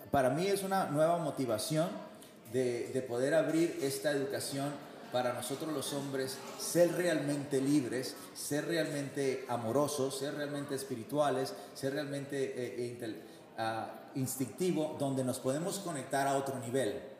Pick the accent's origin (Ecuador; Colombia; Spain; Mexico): Mexico; Yo como mexicano